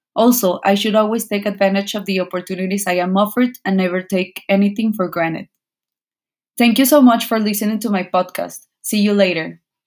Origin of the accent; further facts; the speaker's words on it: Monterrey, Nuevo León, Mexico; I was born and raised in Monterrey, Nuevo León